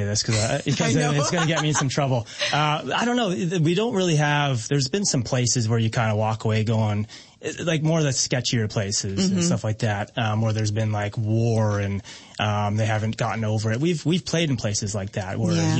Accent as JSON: {"language": "English", "town": "Ajax", "region": "Ontario", "country": "Canada", "tie": "born or raised there", "said": "we grew up in Ajax"}